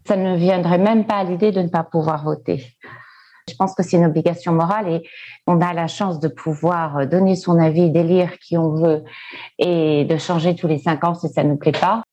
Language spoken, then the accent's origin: French; France; now in San Francisco, United States; En tant que Français de l'étranger